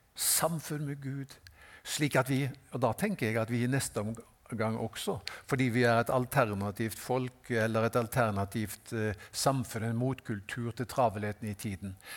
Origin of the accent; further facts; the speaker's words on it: Haugesund, Rogaland, Norway; jeg er fra Haugesund